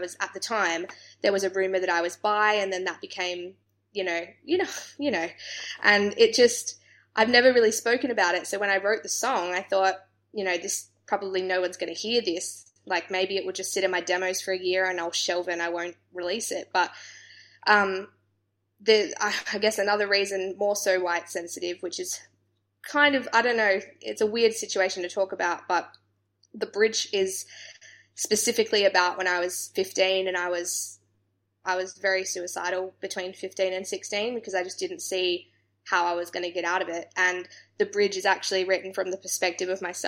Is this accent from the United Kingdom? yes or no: no; Australia; being from Australia